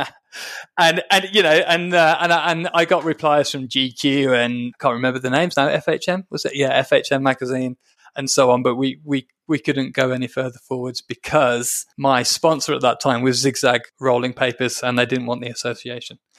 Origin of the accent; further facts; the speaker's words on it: Birmingham, West Midlands, United Kingdom; I'm from Birmingham, so we're, we're from the same area